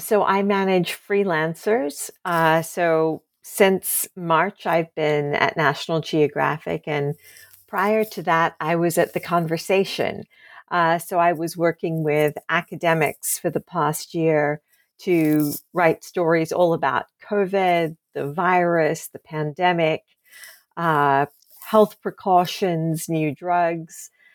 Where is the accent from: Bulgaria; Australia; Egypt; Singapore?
Australia; moved away; I grew up in Australia